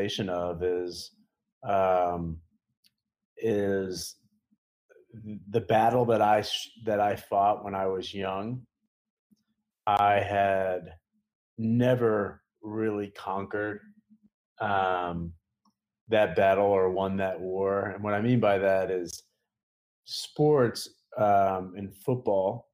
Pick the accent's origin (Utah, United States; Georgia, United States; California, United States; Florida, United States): Florida, United States; Tampa; play arena football in Tampa, which is, you know, my hometown.